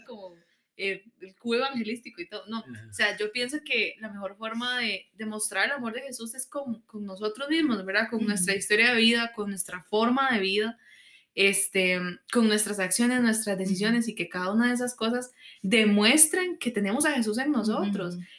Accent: Costa Rica; como ticos, digamos, pensando como es nuestra cultura

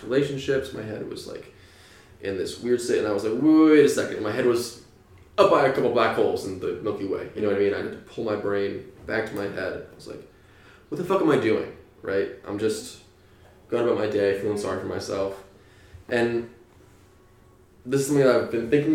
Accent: New Hampshire, United States; now in California, United States; I grew up in New Hampshire with no TV, some gay neighbors.

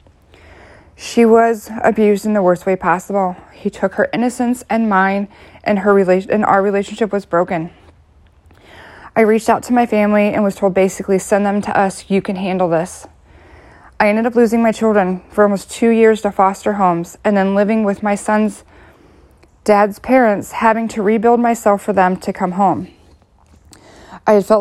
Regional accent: Ohio, United States; moved away as an adult; I'm from Ohio.

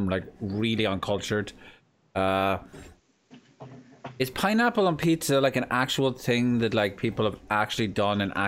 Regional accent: Ireland; accent: Irish; my native tongue

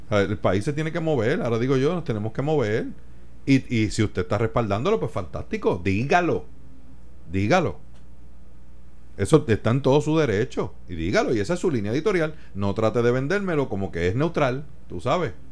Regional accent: Puerto Rico

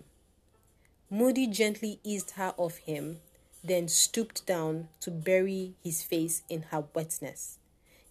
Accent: Nigeria; as a Nigerian living in Nigeria

